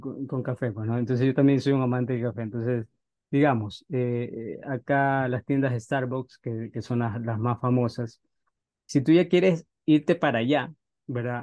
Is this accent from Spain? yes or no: no; Ecuador; moved away as an adult; now in Los Angeles, United States; yo en mi país soy, soy ecuatoriano